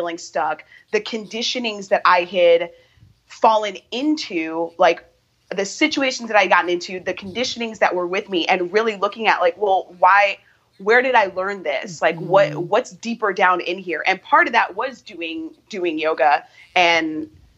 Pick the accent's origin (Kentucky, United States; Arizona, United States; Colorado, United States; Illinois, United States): Illinois, United States; Chicago; I am from Chicago, born and raised, and still live here.